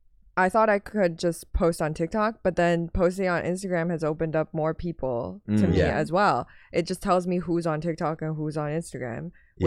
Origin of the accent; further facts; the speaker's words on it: Vancouver, British Columbia, Canada; first language Mandarin; English is a second language; moved away as an adult; also born or lived in Shanghai, China; now in United States; I was born in Shanghai, and then I moved to Canada when I was 10, and then I moved here when I was 26.